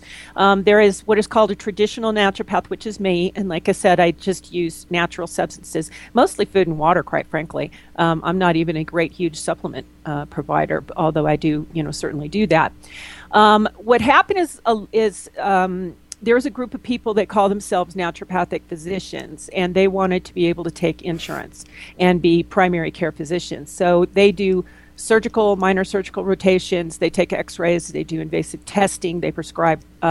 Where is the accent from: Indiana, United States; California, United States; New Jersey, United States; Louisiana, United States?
California, United States; Los Angeles; moved away as an adult; now in Durango, United States; I'm from Los Angeles originally, and I was in the film business at the time.